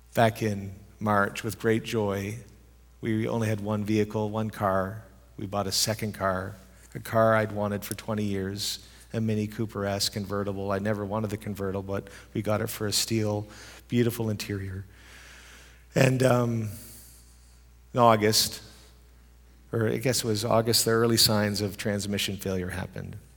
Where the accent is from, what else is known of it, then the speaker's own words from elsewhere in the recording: Canada; moved away as an adult; also born or lived in Europe; I'm a Canadian who lived in Europe for thirteen years